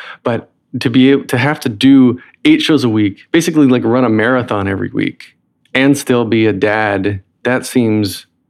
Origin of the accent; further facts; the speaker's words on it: North Carolina, United States; accent: Southern; now in Brooklyn, United States; Well, I live in Brooklyn now, but from North Carolina, so I had to drop my Southern accent.